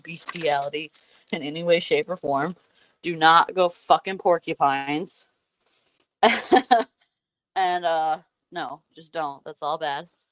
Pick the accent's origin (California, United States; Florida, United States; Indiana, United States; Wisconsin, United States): Indiana, United States; I'm from Indiana